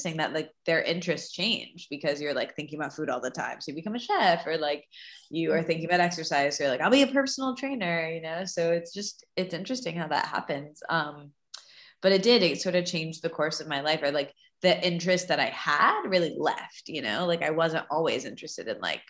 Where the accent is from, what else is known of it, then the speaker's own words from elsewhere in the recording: Midwest, United States; I grew up in the Midwest and my family owned fast food chains